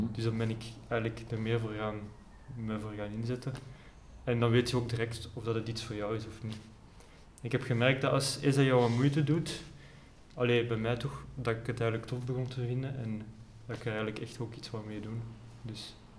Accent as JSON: {"language": "Dutch", "town": "Herent", "region": "Flanders", "country": "Belgium", "said": "Ik ben van Herent. Ja. Dus net buiten Leuven"}